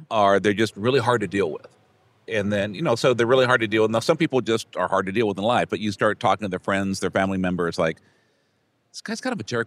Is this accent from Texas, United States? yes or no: yes; Brownsville, Texas, United States; I'm from Brownsville